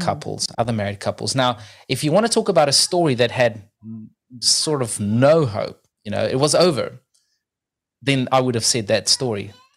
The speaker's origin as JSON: {"language": "English", "country": "South Africa", "moved": "yes", "lives_now": "New Zealand", "said": "I'm originally from South Africa, living in New Zealand right now"}